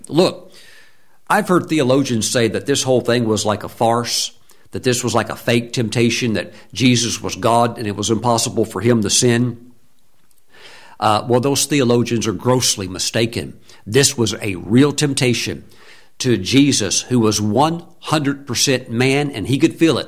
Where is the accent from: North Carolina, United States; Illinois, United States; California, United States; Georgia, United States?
North Carolina, United States; North Carolina, my home state